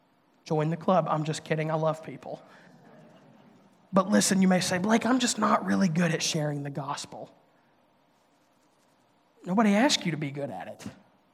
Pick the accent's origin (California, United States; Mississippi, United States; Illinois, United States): Mississippi, United States; now in Nashville, United States; I grew up in Northeast Mississippi in a public school. I went to a community college, got to stay at my home church because